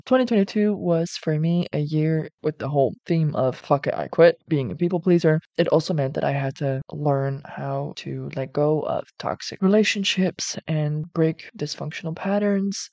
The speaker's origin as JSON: {"language": "English", "country": "Netherlands", "said": "I'm from the Netherlands, which is a European Union country."}